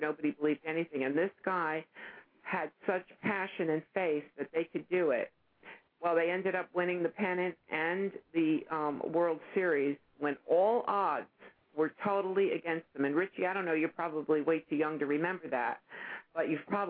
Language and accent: English; New York, United States; moved away; I'm originally from New York